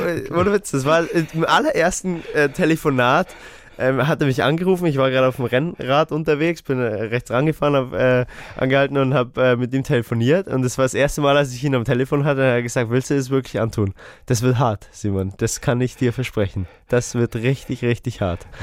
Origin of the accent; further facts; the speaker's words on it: Erding, Bavaria, Germany; wir sind äh, beide aus Erding ja? oder aus dem Umkreis